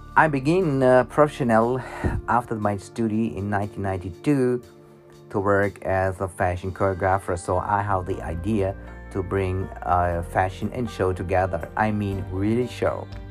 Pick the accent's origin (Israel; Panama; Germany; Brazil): Germany; I was born in Germany and I'm now 50 years old